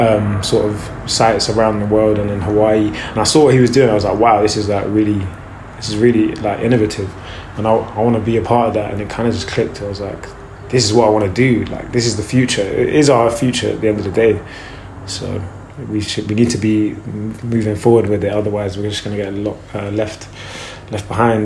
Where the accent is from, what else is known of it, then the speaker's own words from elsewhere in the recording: Brixton, London, United Kingdom; So when we were kids, like we lived in Brixton at first of all, which there's Brockwell Park